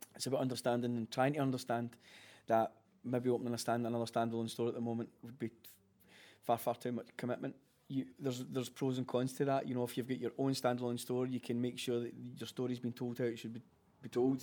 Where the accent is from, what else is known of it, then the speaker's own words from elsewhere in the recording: Glasgow, Scotland, United Kingdom; we are born and bred in Glasgow.